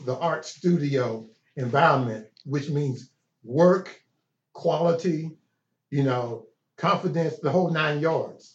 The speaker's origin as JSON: {"language": "English", "town": "Chattanooga", "region": "Tennessee", "country": "United States", "tie": "born or raised there"}